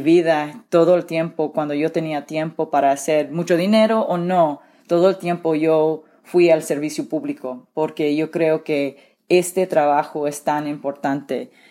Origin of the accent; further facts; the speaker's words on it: Central Valley, California, United States; Yo nací en el Valle Central con padres inmigrantes